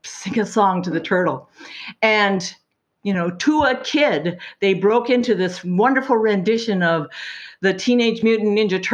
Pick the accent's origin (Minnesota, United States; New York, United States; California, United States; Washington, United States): Washington, United States; Richland; moved away as an adult; now in Seattle, United States; I grew up in Eastern Washington in the Tri-Cities